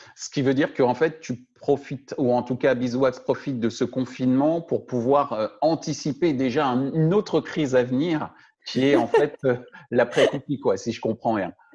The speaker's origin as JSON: {"language": "French", "country": "France", "said": "chez nous en France"}